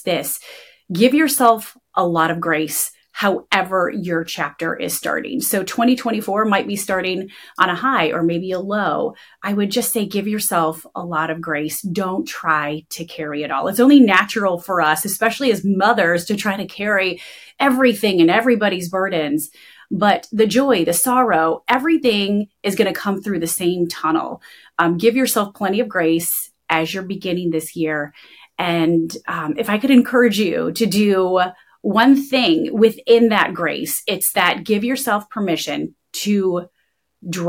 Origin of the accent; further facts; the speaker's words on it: Michigan, United States; I'm from Michigan